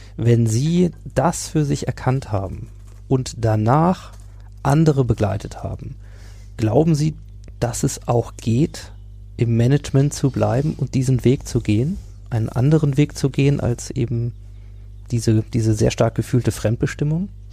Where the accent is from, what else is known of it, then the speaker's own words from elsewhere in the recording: Hanover, Lower Saxony, Germany; aus meiner Heimatstadt Hannover